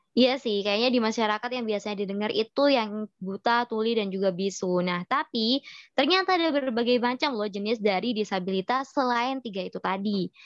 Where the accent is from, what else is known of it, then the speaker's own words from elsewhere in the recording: Sidoarjo, East Java, Indonesia; Kalau aku dari Sidoarjo.